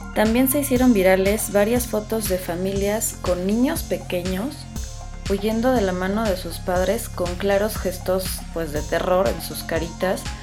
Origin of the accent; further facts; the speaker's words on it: Mexico; soy mexicana